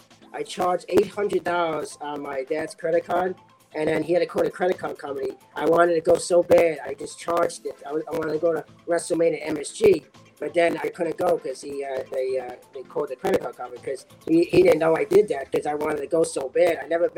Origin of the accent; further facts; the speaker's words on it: Mexico; I'm from Mexico. Lucha Libre.